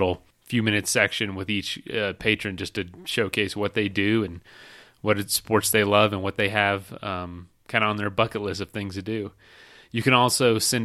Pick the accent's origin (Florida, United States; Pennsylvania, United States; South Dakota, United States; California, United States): Florida, United States; Polk County, Central; moved away; I'm from Florida. I'm from Central Florida, Polk County